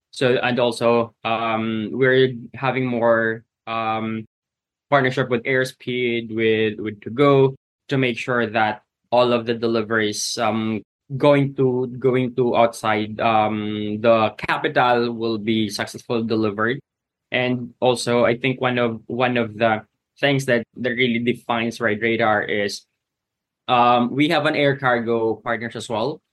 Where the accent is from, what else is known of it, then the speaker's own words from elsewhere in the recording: Philippines; my home country, the Philippines